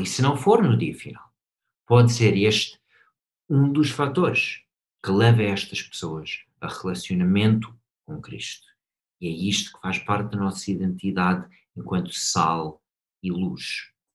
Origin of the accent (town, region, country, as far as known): United States; Portuguese is a second language; moved away as an adult; now in Portugal